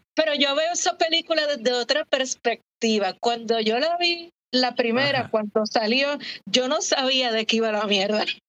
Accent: San Juan, Puerto Rico; also born or lived in Santurce, Puerto Rico; en mi adolescencia, preadolescencia en Coupey, yo viví en Coupey hasta los 20

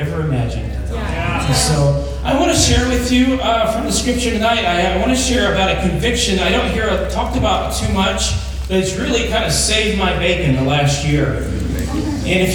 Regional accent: Douglas, United States; moved away; I'm from Douglas. I grew up in a town that got a blinking yellow light in the 5th grade

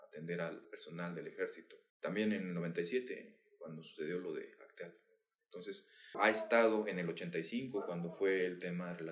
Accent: San Juan del Río, Querétaro, Mexico; sanjuanense, eh, soy queretano, eh, mexicano, orgullosamente. He tenido una, una vida de, de diferentes aspectos, he vivido en diferentes lugares

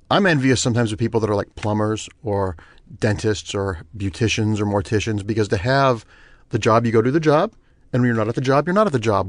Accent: Ohio, United States; moved away; when I grew up in Ohio

